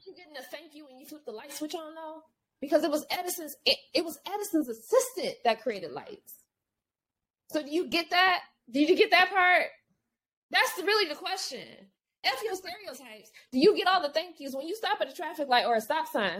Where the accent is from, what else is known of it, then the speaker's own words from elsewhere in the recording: United States; being African American